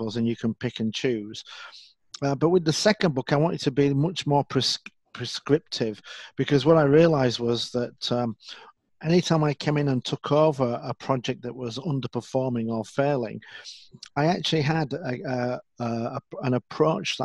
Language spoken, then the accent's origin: English; Leeds, Yorkshire and the Humber, United Kingdom; I'm from Leeds in the north of England.